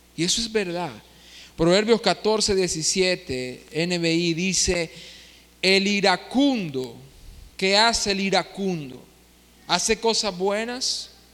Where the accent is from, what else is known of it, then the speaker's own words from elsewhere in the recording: Nicaragua; Nosotros como nicaragüenses